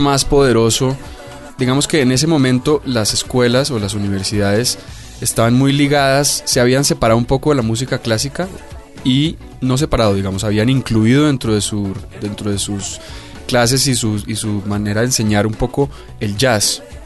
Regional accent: Bogotá, Bogotá Capital District, Colombia; tuve que renunciar a muchas cosas como rolo

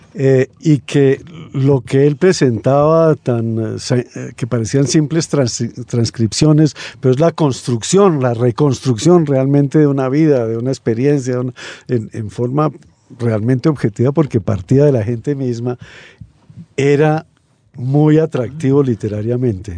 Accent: Spain; now in Colombia; yo soy español

